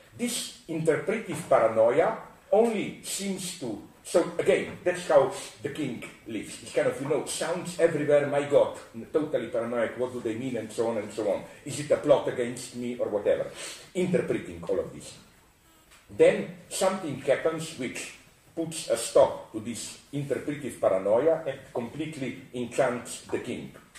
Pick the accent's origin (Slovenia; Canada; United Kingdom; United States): Slovenia; I come from Slovenia, which is south of Austria.